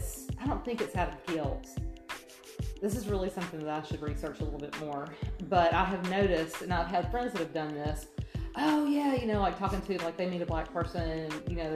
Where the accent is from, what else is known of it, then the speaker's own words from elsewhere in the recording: Atlanta, Georgia, United States; moved away; I was raised in Atlanta